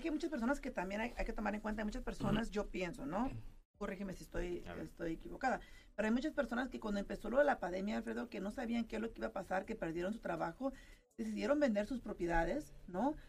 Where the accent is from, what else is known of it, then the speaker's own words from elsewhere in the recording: California, United States; moved away as an adult; now in Las Vegas, United States; yo soy originaria de California